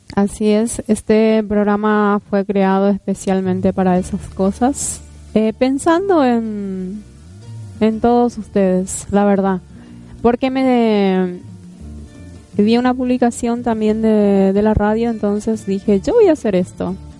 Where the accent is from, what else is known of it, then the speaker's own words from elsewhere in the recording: San Estanislao, San Pedro Department, Paraguay; moved away; nací en San Estanislao, como les dije. Provengo de allá.